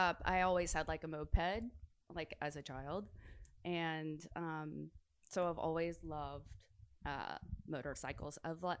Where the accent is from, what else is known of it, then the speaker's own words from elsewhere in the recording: Nashville, Tennessee, United States; moved away as an adult; also born or lived in Los Angeles; I'd lived in LA for a while, and then I was visiting Nashville, and I was actually doing a photo shoot in Nashville, my hometown